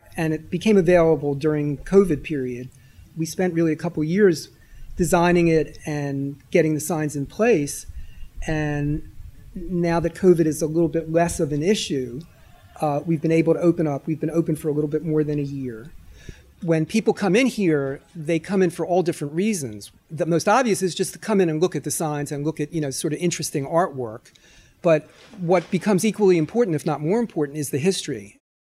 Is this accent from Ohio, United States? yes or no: no; Philadelphia, Pennsylvania, United States; I grew up in the Northeast, and a block away from my house was Bustleton Avenue